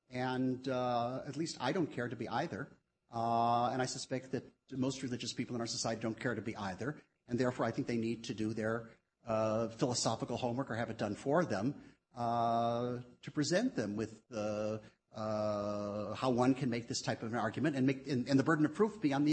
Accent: United States; as an American

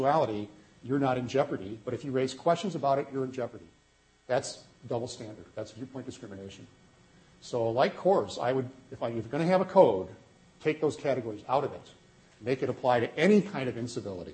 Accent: Wisconsin, United States; I'm from Wisconsin

